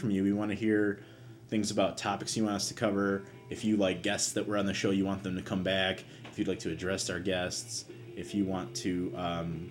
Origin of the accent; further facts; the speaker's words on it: United States; as an American